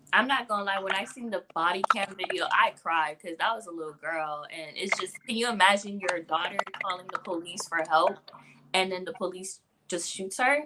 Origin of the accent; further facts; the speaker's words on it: Port-au-Prince, Ouest, Haiti; now in West Palm Beach, United States; I'm from Haiti. I was born in Haiti, Port-au-Prince, Kafu. I mm. reside in West Palm Beach, Florida